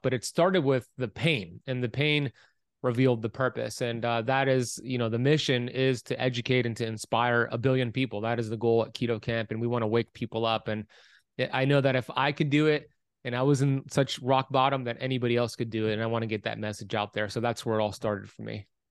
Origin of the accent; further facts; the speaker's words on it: Miami Beach, Florida, United States; I was born in Miami Beach, Florida, nineteen eighty-four